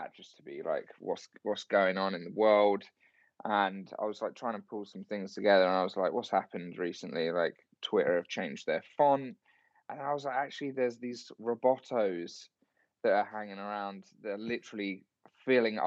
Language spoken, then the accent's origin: English; London, United Kingdom; accent: London; my stupid London accent